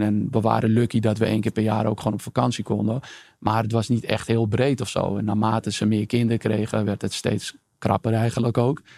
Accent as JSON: {"language": "Dutch", "town": "Amsterdam", "region": "North Holland", "country": "Netherlands", "tie": "born or raised there", "said": "ik ben geboren en getogen in Amsterdam, Amsterdam-Oost om precies te zijn."}